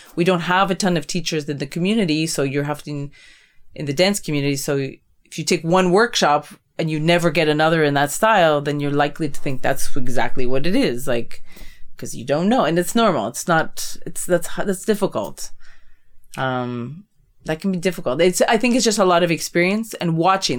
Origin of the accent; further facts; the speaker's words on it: Canada; I'm this Canadian woman